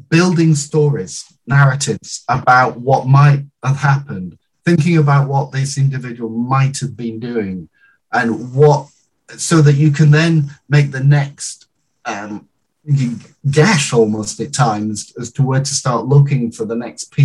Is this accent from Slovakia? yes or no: no; United Kingdom; I'm British through and through